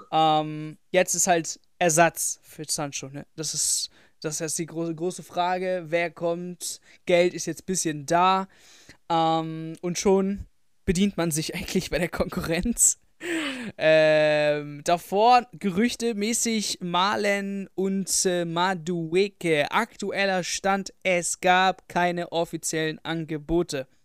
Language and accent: German; Frankfurt, Hesse, Germany; 10 fände ich noch in Ordnung, aber drüber würde ich jetzt als Frankfurter auch nicht mitgehen.